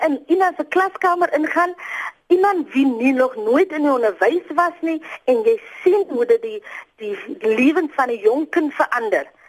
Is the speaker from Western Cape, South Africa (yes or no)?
yes; Boland, Western Cape, South Africa; moved away as an adult; also born or lived in Kimberley; now in Worcester, South Africa; Ek is oorspronklik van die Boland